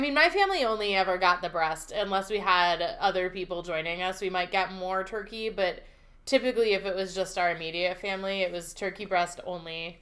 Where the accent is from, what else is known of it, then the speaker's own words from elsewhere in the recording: Pennsylvania Dutch Country, United States; I grew up in Pennsylvania Dash Country